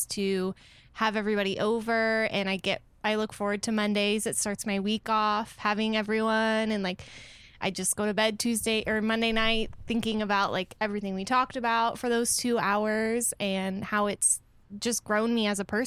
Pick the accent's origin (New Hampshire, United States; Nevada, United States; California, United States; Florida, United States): Florida, United States; Brandon; I was born and raised here in Brandon.